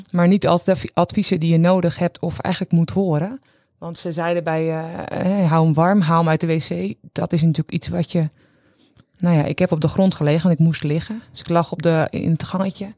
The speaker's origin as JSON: {"language": "Dutch", "town": "Castricum", "region": "North Holland", "country": "Netherlands", "said": "wij komen uit Castricum"}